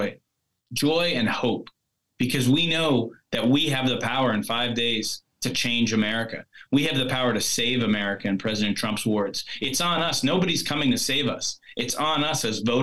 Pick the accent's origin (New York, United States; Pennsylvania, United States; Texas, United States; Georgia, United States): Pennsylvania, United States; Hazleton; my hometown of Hazelton, Pennsylvania